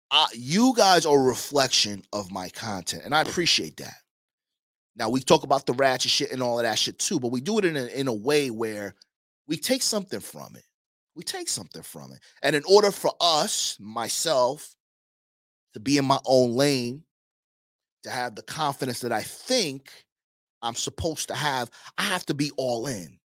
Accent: New York, United States; now in Miami, United States; I came from Queens, Long Island rather

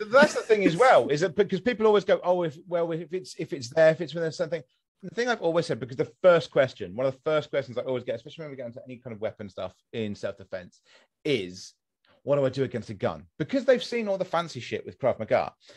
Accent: United Kingdom; I'm British

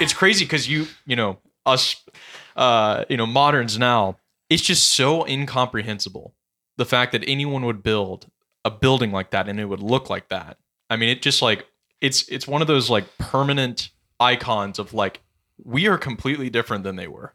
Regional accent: West Coast, United States; I'm from West Coast as well

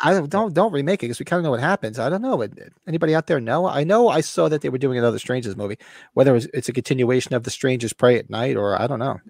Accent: United States; I grew up near New York City. I work in there a lot.

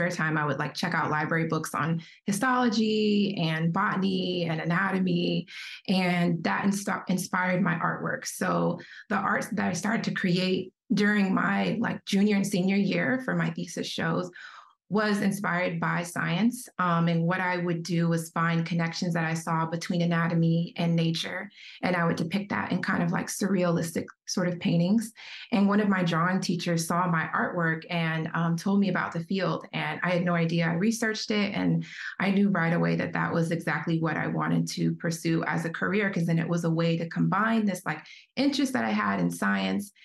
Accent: Atlanta, Georgia, United States; also born or lived in Chicago, Illinois; I'm from Atlanta, Georgia.

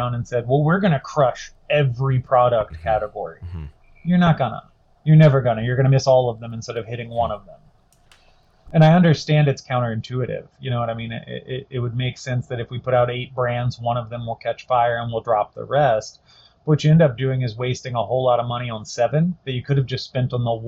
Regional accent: Virginia, United States; my home state, and where I live now is Virginia

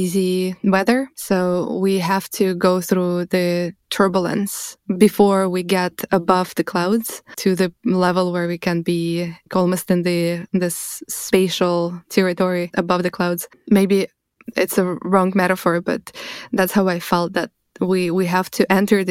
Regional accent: Russia; moved away; I'm coming from Russia. I immigrated many years ago

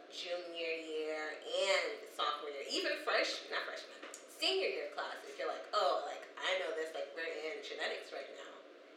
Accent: St. Louis, Missouri, United States; Guys, we're from St. Louis.

